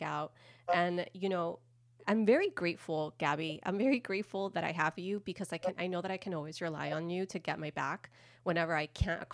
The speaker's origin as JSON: {"language": "English", "town": "Miami", "region": "Florida", "country": "United States", "said": "I'm a Miami girl."}